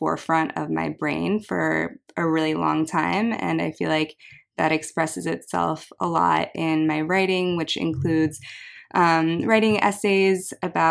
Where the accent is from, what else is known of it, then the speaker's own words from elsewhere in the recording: United States; growing up eating Korean dishes while also growing up in the United States